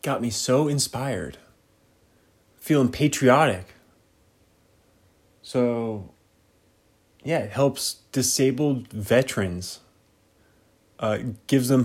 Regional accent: United States; being an American

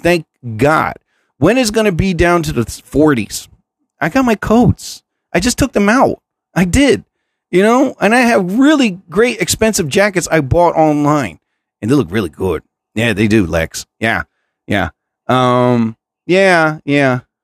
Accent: New Jersey, United States; I'm from New Jersey.

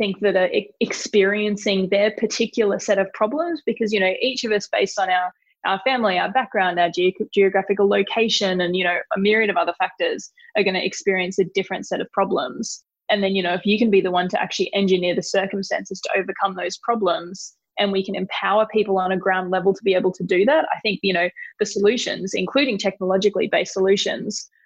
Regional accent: Stanthorpe, Queensland, Australia; I grew up in Stanthorpe, so a little town of about 10,000 people just southwest of Brisbane

